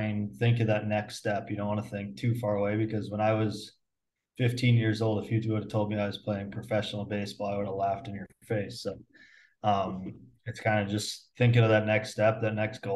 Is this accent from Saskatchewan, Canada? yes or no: yes; Muenster, Saskatchewan, Canada; I grew up in Munster. It's a town of like 450 people.